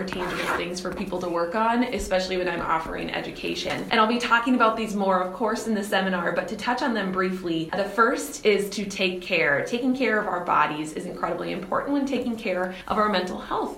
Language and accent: English; Red Wing, Minnesota, United States; my hometown, of course, of Red Wing